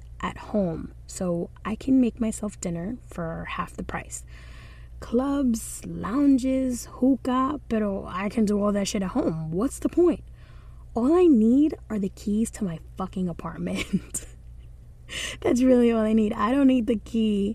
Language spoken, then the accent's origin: English; Dominican Republic; accent: Dominican; now in New York City, United States; my Dominican accent or dialect